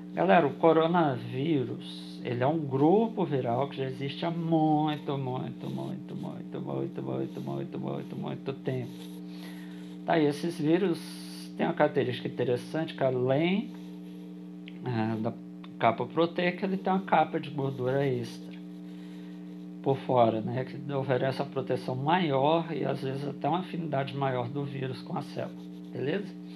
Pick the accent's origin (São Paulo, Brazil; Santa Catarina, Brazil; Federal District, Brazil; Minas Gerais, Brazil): Federal District, Brazil; Brasília; eu sou de Brasília